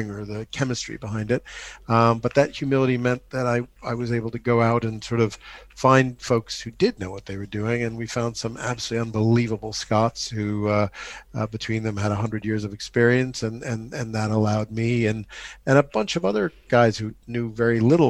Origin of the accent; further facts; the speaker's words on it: New York City, New York, United States; moved away as an adult; also born or lived in France; now in Cotswolds, United Kingdom; 90th and Madison in Manhattan, which is where I grew up. But I grew up in New York City